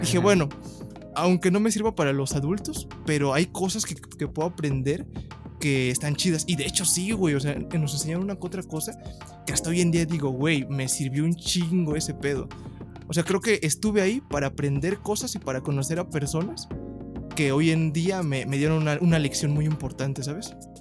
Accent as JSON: {"language": "Spanish", "town": "Ecatepec", "region": "State of Mexico", "country": "Mexico", "said": "soy del el Estado de México, El mejor lugar de todos, Ecatepec"}